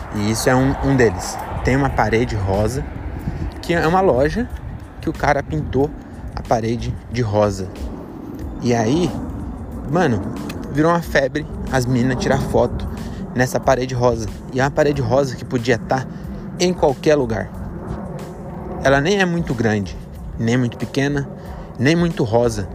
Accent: São Paulo, Brazil; also born or lived in Francisco Morato, São Paulo; a gente é de São Paulo

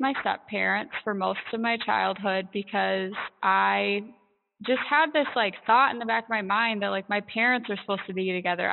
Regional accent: Michigan, United States; So I grew up in Michigan. I still live here

